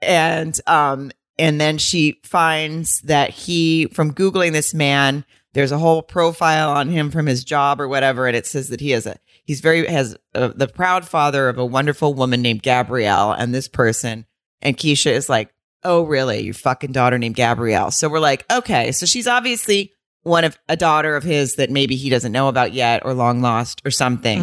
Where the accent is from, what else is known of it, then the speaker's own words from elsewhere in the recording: Arkansas, United States; moved away; also born or lived in Atlanta; I'm from Arkansas and I also lived in Atlanta for a lo-, a little period of time.